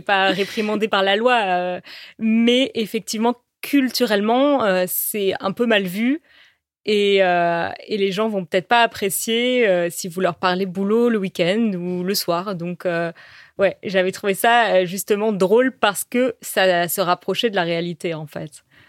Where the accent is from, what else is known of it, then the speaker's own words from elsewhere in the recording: France; also born or lived in Paris; chez nous, en France